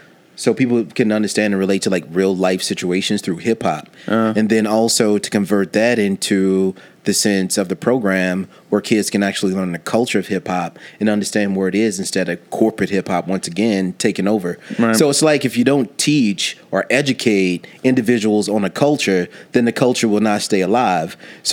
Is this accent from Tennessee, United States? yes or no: yes; Nashville, Tennessee, United States; when I came here from Nashville, Tennessee, and got into the music scene here